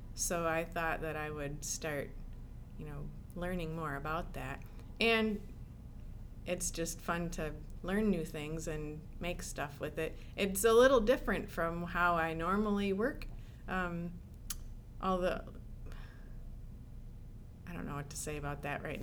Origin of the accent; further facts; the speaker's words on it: Michigan, United States; moved away; also born or lived in Tennessee; I grew up mostly in Michigan.